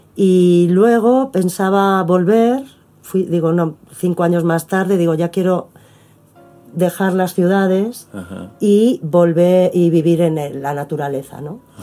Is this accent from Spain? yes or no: yes; Madrid, Community of Madrid, Spain; moved away as an adult; also born or lived in Buenos Aires, Argentina; now in Argentina; yo me crié en Madrid